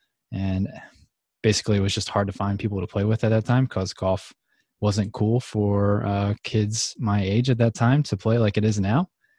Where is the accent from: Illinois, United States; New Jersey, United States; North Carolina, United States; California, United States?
New Jersey, United States; I'm originally from New Jersey, southern part, and the actual southern part. Most people think that anything like just south of New York City is south, but I'm from like 30 minutes east of Philadelphia.